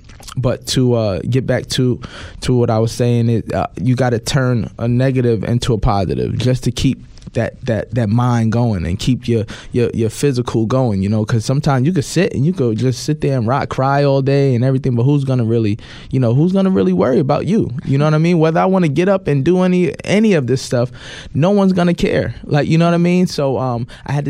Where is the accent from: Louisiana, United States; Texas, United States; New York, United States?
New York, United States; New York City; being a black man and growing up in New York